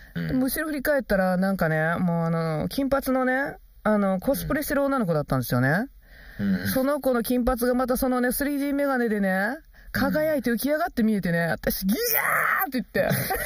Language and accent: Japanese; Kansai, Japan; 関西人としてね